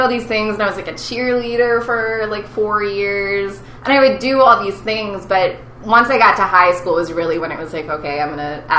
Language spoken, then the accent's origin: English; Naperville, Illinois, United States; now in New York, United States; I'm from Naperville, Illinois.